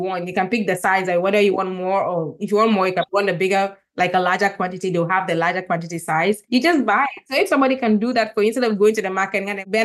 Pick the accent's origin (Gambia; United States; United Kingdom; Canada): Gambia; also born or lived in Ghana; I'm from Ghana, I grew up in Gambia.